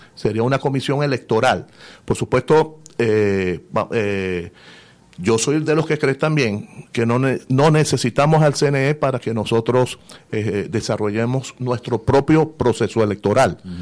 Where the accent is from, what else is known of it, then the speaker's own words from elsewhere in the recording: Venezuela; nosotros como venezolanos